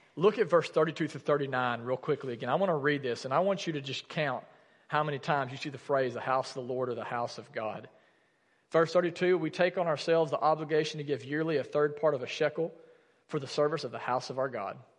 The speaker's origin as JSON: {"language": "English", "region": "the South", "country": "United States", "tie": "born or raised there", "said": "growing up in the South"}